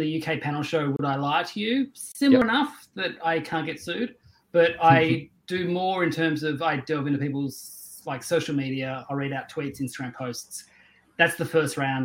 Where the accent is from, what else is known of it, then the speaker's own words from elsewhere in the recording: Tasmania, Australia; I grew up in Tasmania